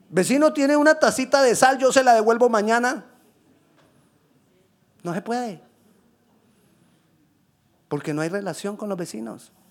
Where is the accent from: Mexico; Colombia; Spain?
Colombia; Yo soy colombiano y ¿qué puedo hacer? Ya. Y lo seré toda la vida. Así hablemos mucho inglés.